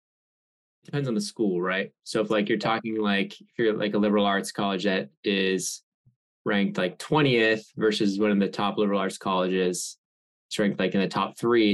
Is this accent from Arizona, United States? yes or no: no; Boston, Massachusetts, United States; moved away as an adult; also born or lived in Palo Alto; now in Saratoga, United States; I'm from the Boston area.